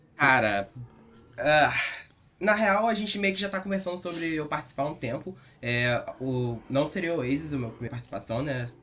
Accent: Rio de Janeiro, Brazil; also born or lived in Curitiba; eu sou carioca, sempre, sempre morei aqui

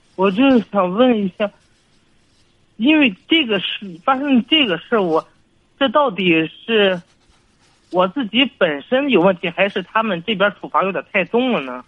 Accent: Dongying, Shandong, China; 我是山东东营的

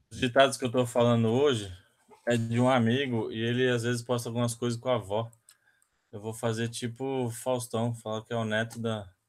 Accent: Ribeirão Preto, São Paulo, Brazil; eu sou de Ribeirão Preto

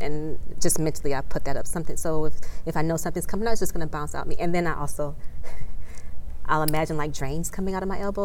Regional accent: Detroit, Michigan, United States; also born or lived in Washington D.C. area; now in Washington D.C., United States; I practice in the Washington D.C. area, but I'm originally from Metro Detroit, Michigan.

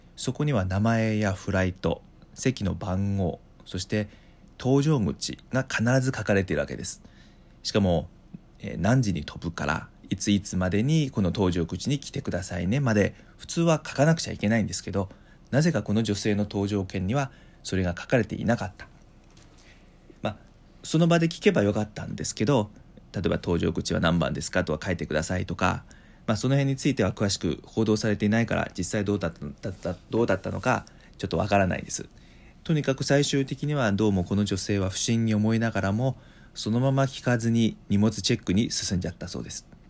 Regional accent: China; moved away; also born or lived in Japan; 中国生まれ中国と日本育ち

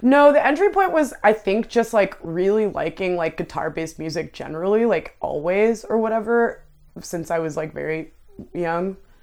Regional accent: Ottawa, Ontario, Canada; moved away as an adult; I did grow up in, like, a, like, lower income, like, immigrant neighborhood. There's, um, the, like, south side of Ottawa is, like, mostly that demographic, and that's where I grew up

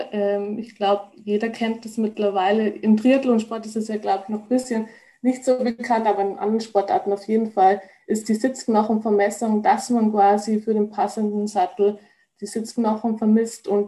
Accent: Rosenheim, Bavaria, Germany; ich komme eigentlich aus Rosenheim. Also ich glaube, viele kennen es, ist in der Nähe von München

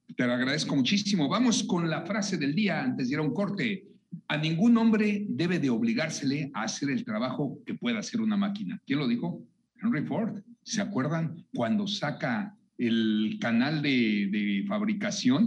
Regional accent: Mexico; Todos somos mexicanos

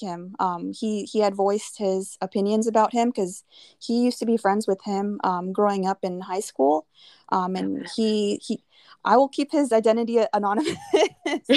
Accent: California, United States; We're from California

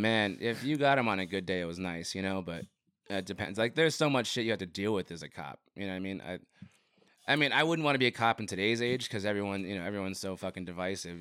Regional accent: Rio Rico, Arizona, United States; moved away as an adult; also born or lived in Nogales, Arizona / Phoenix, Arizona; now in Tucson, United States; I grew up in Rio Rico

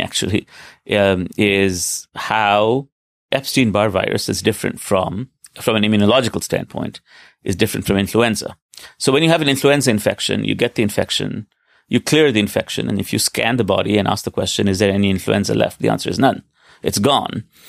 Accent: Delhi, India; moved away as an adult; also born or lived in Stanford, United States; now in New York, United States; I was born in Delhi in 1970. I went to school there, went to high school there.

